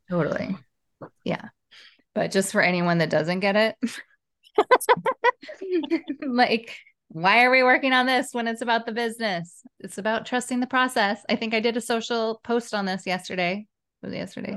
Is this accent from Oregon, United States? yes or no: yes; Portland, Oregon, United States; now in Los Angeles, United States; I'm from Portland, Oregon